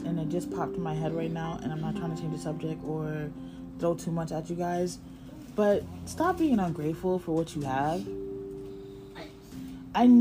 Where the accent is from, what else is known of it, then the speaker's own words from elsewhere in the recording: Connecticut, United States; moved away as an adult; my license says I'm from Connecticut